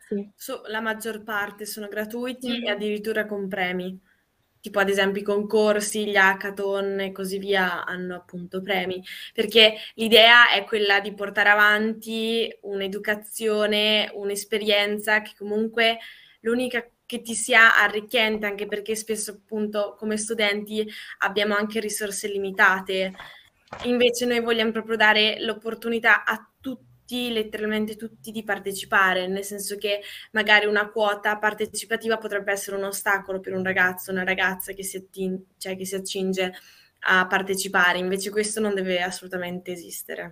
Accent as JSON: {"language": "Italian", "region": "Trentino-Alto Adige", "country": "Italy", "moved": "as an adult", "lives_now": "Milan, Italy", "said": "sono trentina, però adesso sto vivendo a Milano"}